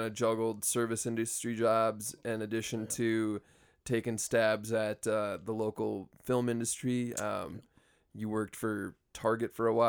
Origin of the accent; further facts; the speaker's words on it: Iowa, United States; versus growing up in Iowa where it's like, yeah, if shit goes south, you can, you know, you still got family not too far away.